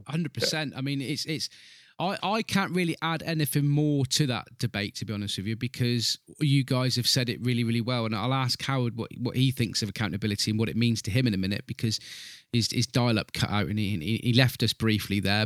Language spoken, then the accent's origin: English; Southwest UK, South West England, United Kingdom; I'm an English gentleman here in, in Southwest U K.